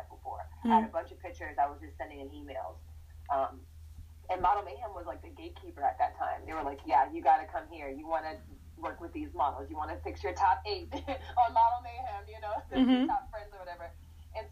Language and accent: English; Northern Virginia, United States; moved away as an adult; I grew up in Northern Virginia